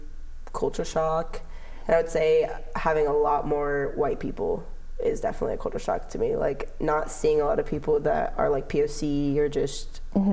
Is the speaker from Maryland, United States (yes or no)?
no; Los Angeles, California, United States; moved away as an adult; now in Oregon, United States; Like in LA. And I'm like, Sherman Oaks.